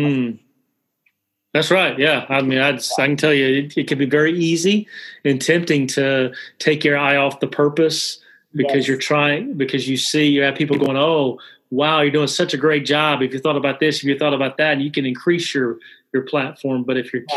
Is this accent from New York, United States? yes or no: no; Alabama, United States; I'm originally from Alabama